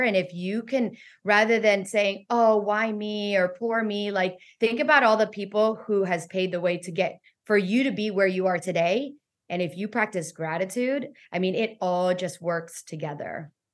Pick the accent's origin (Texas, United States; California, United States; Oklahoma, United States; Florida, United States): Florida, United States; Weston; also born or lived in Miami, Florida; I was born in in Miami, Florida, raised in Weston, Florida